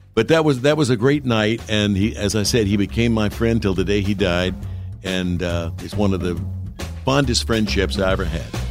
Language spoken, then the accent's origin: English; Jackson, Tennessee, United States; the local radio station in my hometown, as you mentioned, Jackson, Tennessee